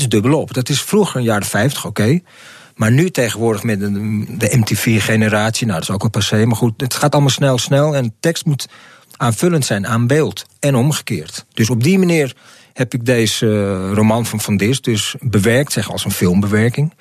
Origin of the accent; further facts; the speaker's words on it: Amsterdam, North Holland, Netherlands; Ik, ik kom hier uit Amsterdam-Zuid. Gewoon hier een eh, steen op afstand ben ik hier eh, opgegroeid